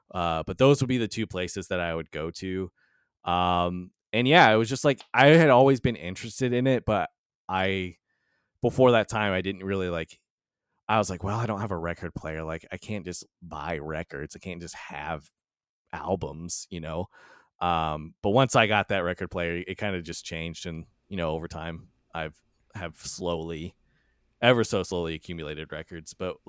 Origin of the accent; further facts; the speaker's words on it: Indiana, United States; I'm from Southern Indiana.